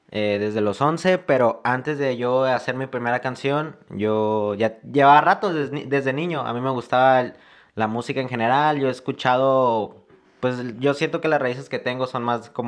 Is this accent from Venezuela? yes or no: no; La Paz, Baja California Sur, Mexico; eh, soy mexicano, me considero más de toda la República, ya que yo soy una persona que ha estado viajando en, de diferentes ciudades. Me identifico más de aquí con La Paz